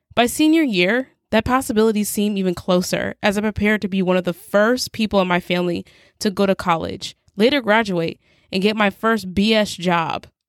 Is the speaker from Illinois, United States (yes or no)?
no; Nebraska, United States